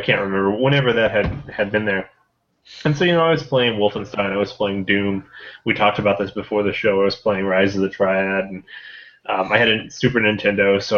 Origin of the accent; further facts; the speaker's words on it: Holden, Missouri, United States; moved away as an adult; now in New Mexico, United States; I grew up in Holden, which is a pretty small community